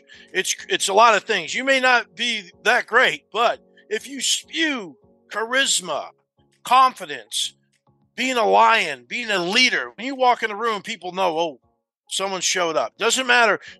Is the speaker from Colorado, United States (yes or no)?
no; New Jersey, United States; I was growing up in New Jersey in a very tough area